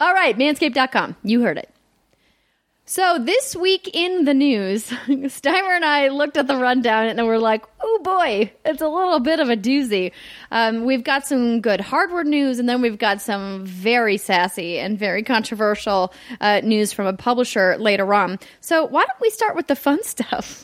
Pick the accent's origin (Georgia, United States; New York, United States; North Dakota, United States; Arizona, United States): North Dakota, United States; Fargo; moved away; my hometown of Fargo, North Dakota